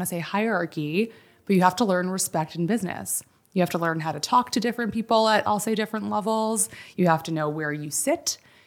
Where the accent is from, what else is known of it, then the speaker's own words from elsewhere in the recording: Chappaqua, New York, United States; also born or lived in Michigan; grew up in Westchester, Chappaqua, New York. So about 50 minutes north of the city. Spent mm-hmm. my whole life up there.